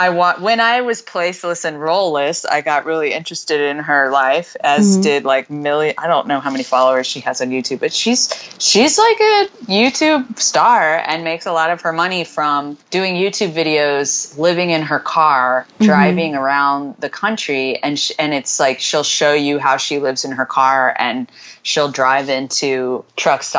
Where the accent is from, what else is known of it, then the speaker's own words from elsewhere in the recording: Houston, Texas, United States; I'm from Houston.